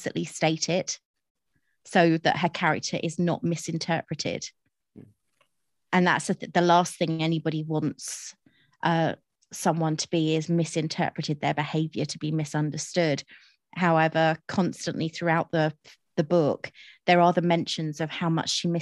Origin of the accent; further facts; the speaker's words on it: United Kingdom; as a Brit